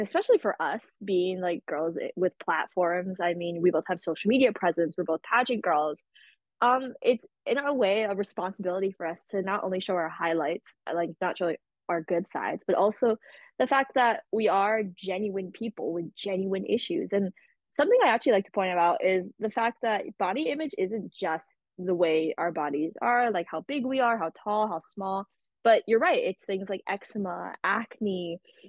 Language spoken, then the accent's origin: English; Wailuku, Hawaii, United States; moved away as an adult; now in Boston, United States; I'm originally from Maui, Hawaii. I live in Wailuku.